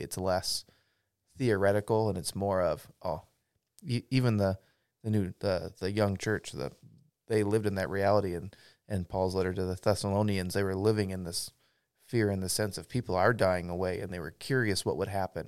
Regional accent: Pacific Northwest, United States; I grew up in the Pacific Northwest

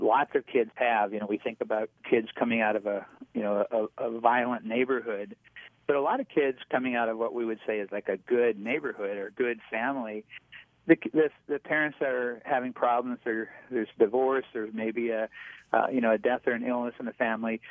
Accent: North Dakota, United States; I grew up in North Dakota. I'm a, a plains guy

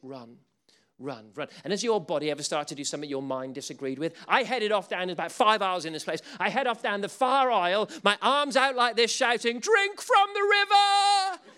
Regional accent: England, United Kingdom; We're English.

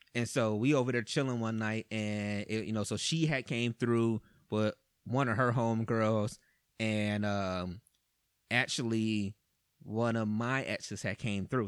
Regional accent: Cleveland, Ohio, United States; I'm from Cleveland.

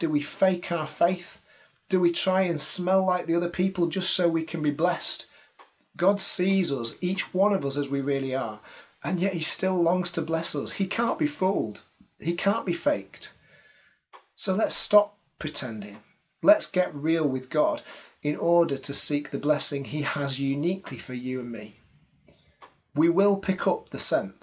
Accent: Salford, North West England, United Kingdom; moved away; also born or lived in Liverpool / Aberystwyth; I'm actually from Manchester. Technically, I'm from Salford

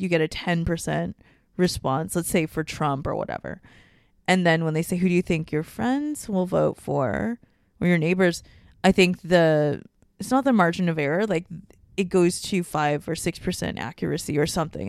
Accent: Hong Kong; moved away; also born or lived in Singapore; I spent my time growing up in Hong Kong, like, half my life

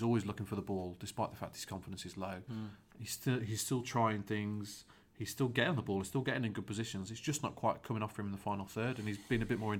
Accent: England, United Kingdom; also born or lived in United States; I'm English, but I was in the US on a football scholarship for 4 years.

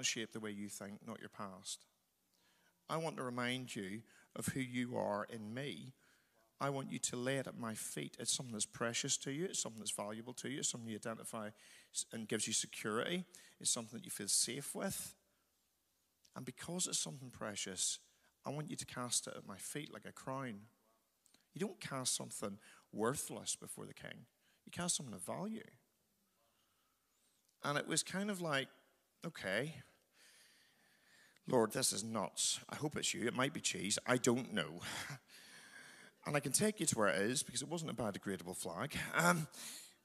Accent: Northern Ireland, United Kingdom; moved away; I'm from Northern Ireland

